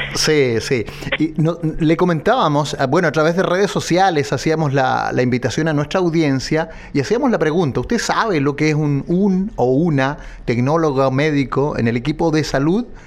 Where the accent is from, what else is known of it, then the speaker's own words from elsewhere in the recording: Chile; como chilenos